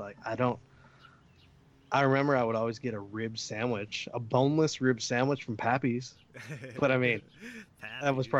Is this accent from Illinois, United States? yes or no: yes; Chicago, Illinois, United States; Growing up in Chicago, grew up around food